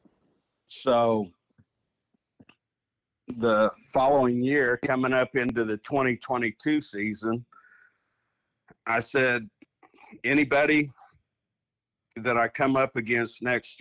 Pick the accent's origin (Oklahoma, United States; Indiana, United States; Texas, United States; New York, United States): Oklahoma, United States; Northwest; I was born and raised in Northwest Oklahoma.